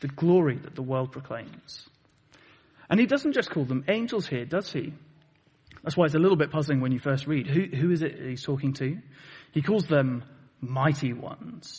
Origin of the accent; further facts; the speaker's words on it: Plymouth, South West England, United Kingdom; moved away; I come from Plymouth originally